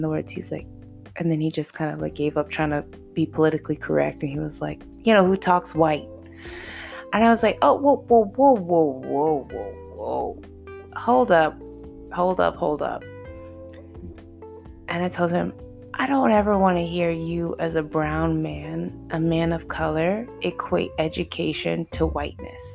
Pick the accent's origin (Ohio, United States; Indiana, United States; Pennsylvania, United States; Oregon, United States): Indiana, United States; Indianapolis; I'm from Indianapolis, Indiana